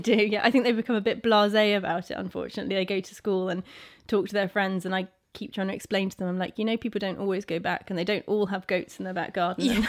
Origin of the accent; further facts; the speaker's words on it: Isle of Wight, South East England, United Kingdom; we grew up in the house about 100 meters away from here